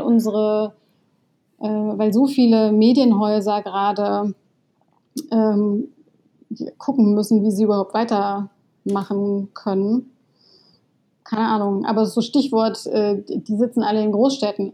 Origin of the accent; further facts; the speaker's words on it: Baden-Württemberg, Germany; ich komme aus Baden. Ähm, das ist Teil der badischen Identität